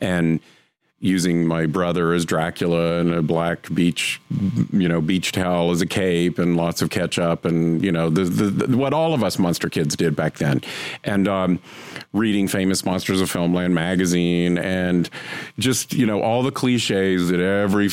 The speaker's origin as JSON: {"language": "English", "region": "North Carolina", "country": "United States", "tie": "born or raised there", "said": "My family, we grew up in North Carolina"}